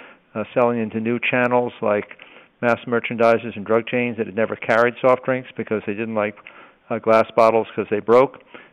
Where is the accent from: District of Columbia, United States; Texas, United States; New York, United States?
New York, United States; New York City; also born or lived in Long Island; I was born and brought up in New York City, and I lived out on Long Island